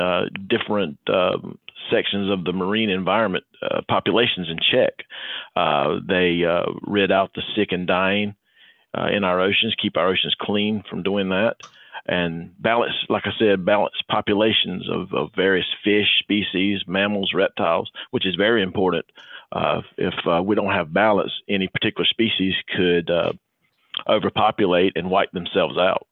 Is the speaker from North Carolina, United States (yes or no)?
yes; Shelby, North Carolina, United States; I was born in Shelby, North Carolina, which is in the Piedmont region of the state